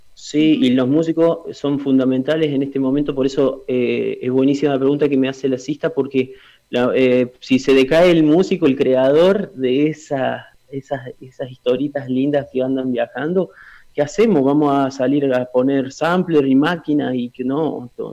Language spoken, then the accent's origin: Spanish; Villa Mercedes, San Luis, Argentina; En Villa Mercedes, acá en mi origen, acá en mi tierra